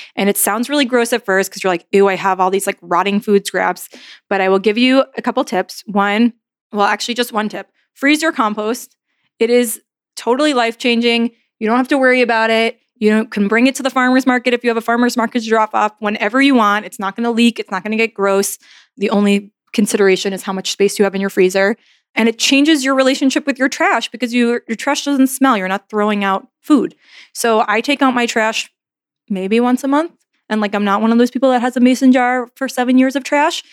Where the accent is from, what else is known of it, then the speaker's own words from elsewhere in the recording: New York, United States; moved away as an adult; also born or lived in New Orleans; Like I never moved before in my entire life. I'm from New York.